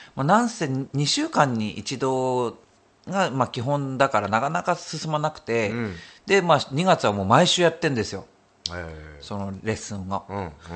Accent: Hokuriku, Japan; 出身が北陸でしょ？

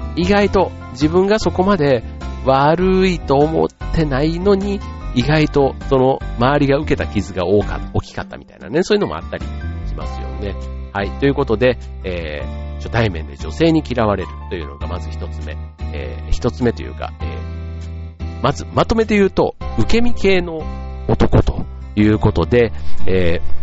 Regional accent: Kansai, Osaka, Japan; moved away; 僕なんか関西、大阪から来た

